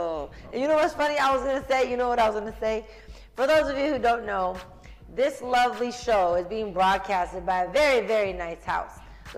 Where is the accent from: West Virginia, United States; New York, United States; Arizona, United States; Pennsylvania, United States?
Arizona, United States; Phoenix; I grew up out here. Phoenix is home. The Valley of the Sun.